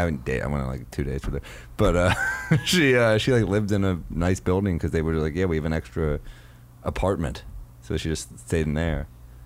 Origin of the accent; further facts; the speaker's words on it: New York City, New York, United States; I grew up in New York City.